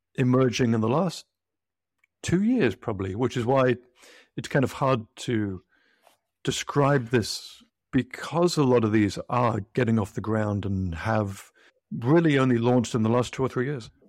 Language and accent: English; United Kingdom; moved away as an adult; now in United States; I'm British. I moved to the U S maybe twenty years or so ago